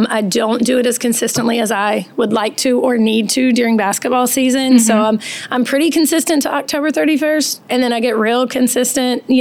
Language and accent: English; 30-45 minutes from Virginia Tech, United States; now in Cary, United States; I was raised in Virginia. Um, about 30, 45 minutes from Virginia Tech, so oh, right in the mountains, and it's equally as beautiful there.